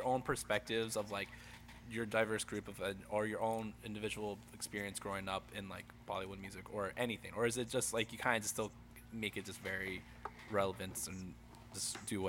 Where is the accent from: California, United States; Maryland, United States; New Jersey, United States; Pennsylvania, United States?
New Jersey, United States; accent: Jersey; like my Jersey accent, I try to be as neutral as, I don't try, I think I'm a very neutral, but there are like certain words that I hear myself back